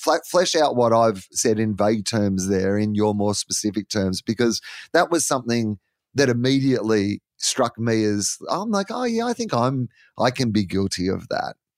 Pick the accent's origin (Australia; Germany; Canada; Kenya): Australia; being an Australian